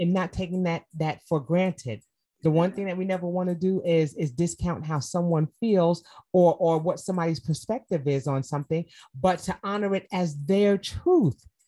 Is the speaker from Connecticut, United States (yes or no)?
no; New York, United States; moved away as an adult; now in Atlanta, United States; I'm from New York, I moved to Atlanta